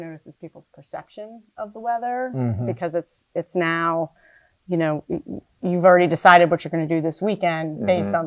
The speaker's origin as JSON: {"language": "English", "region": "New Jersey", "country": "United States", "moved": "as an adult", "lives_now": "Annapolis, United States", "said": "I'm from New Jersey"}